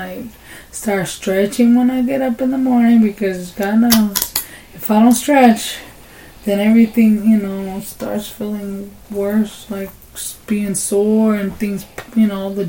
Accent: Amatlán de Cañas, Nayarit, Mexico; moved away; The name where I was born is Amatlán de Cañas, Nayarit.

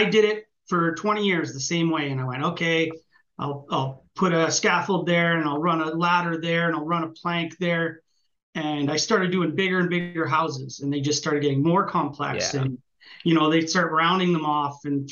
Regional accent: Canada; I'm Canadian

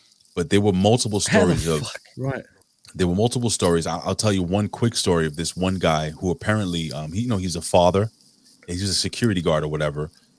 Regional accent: New York, United States; I'm a New Yorker, right?

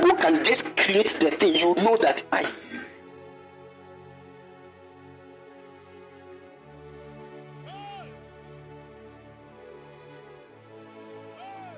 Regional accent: Kumasi, Ashanti, Ghana; moved away as an adult; now in Cape Coast, Ghana; I was born bred dead in Kumasi

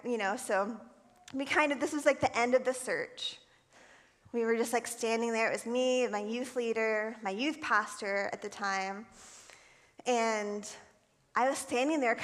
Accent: Florida, United States; I think I was probably 12 years old. I lived in Florida. I'm from Florida

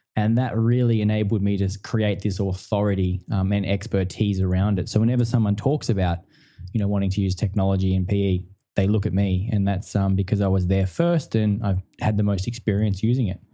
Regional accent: country Victoria, Australia; i grew up in country victoria um, in australia so in a small town you know not very big about two hours from melbourne

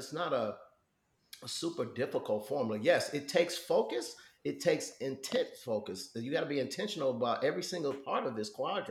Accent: Chicago, Illinois, United States; growing up in Chicago

